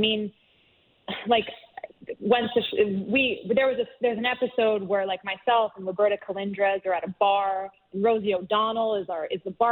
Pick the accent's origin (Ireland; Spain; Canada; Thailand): Canada; as a Canadian